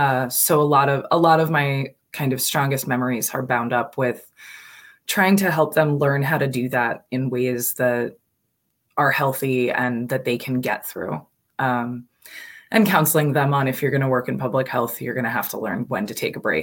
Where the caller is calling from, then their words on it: New Jersey, United States; So I am calling today from New Jersey. I'm visiting my parents